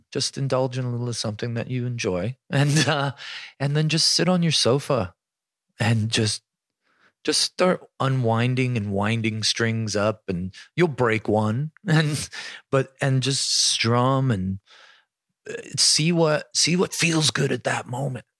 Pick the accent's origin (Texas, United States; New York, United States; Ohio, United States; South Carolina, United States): New York, United States; Buffalo; growing up in Buffalo had a lot